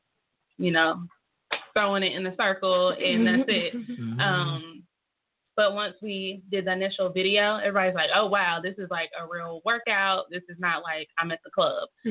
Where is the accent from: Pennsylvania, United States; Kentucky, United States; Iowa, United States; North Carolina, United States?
North Carolina, United States; moved away as an adult; now in Tulsa, United States; I'm from North Carolina